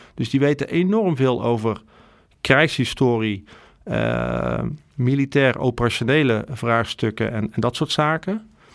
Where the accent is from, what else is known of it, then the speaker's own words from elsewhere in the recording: Netherlands; wij als Nederlanders